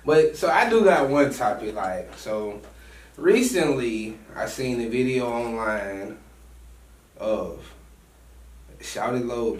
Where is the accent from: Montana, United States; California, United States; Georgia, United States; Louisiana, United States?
Georgia, United States; Atlanta; growing up in Atlanta, you know, especially on the west side.